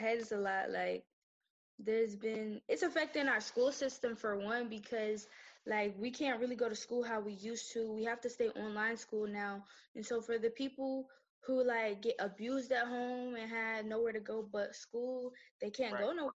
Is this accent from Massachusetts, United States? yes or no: no; Atlanta, Georgia, United States; also born or lived in Moulton, Alabama; I'm from Atlanta, but, like, all my family stuff is from the small town called Moulton, Alabama